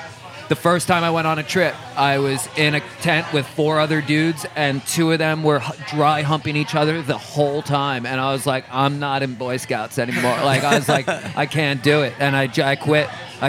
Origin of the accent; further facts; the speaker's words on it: New York City, New York, United States; the original neighborhood I grew up in Queens Village, which kind of hood.